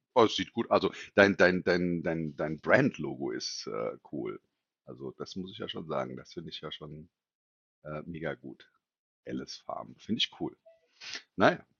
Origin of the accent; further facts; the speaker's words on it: Hesse, Germany; als Hesse